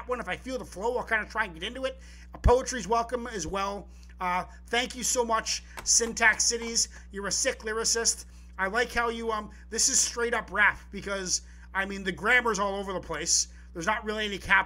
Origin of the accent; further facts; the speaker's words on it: Vancouver Island, British Columbia, Canada; I'm from Vancouver Island. So we're both BC people.